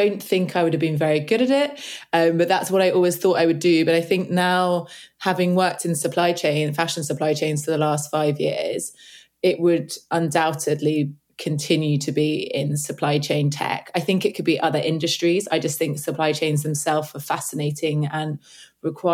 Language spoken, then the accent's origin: English; London, United Kingdom; also born or lived in Cape Town; So I'm from London. Well, I'm from the east part of the UK